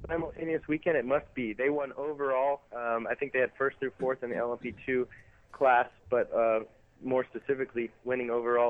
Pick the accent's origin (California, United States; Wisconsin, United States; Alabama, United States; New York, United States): California, United States; Southern; being from California originally. Even though it's NorCal and I'm from SoCal